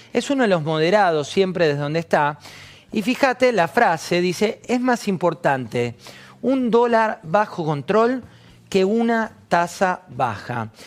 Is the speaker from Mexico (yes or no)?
no; Argentina; nos define como argentinos